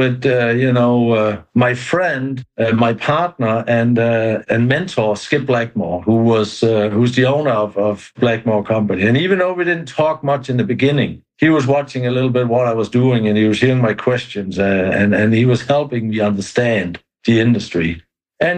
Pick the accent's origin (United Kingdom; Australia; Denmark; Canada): Denmark; moved away as an adult; now in Brevard County, Florida, United States; we've been brought up with that in Denmark